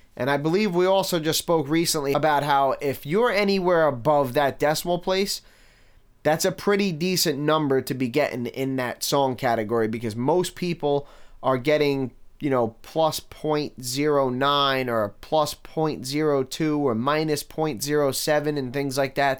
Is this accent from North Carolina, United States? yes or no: no; New York City, New York, United States; I grew up in Staten Island in the nineties